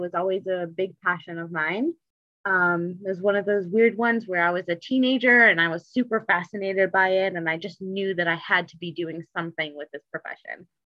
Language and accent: English; Detroit, Michigan, United States; also born or lived in Seattle / Chicago / Cincinnati; now in Baltimore, United States; So I'm originally from Detroit, Michigan, but I've kind of been all over. So I've lived in Seattle, Chicago, Cincinnati, and I'm now in Baltimore.